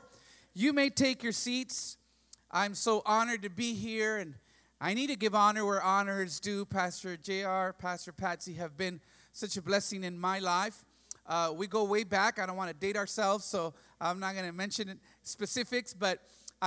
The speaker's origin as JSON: {"language": "English", "town": "McAllen", "region": "Texas", "country": "United States", "said": "I come from McAllen, Texas. That's deep south Texas, border with Reynosa."}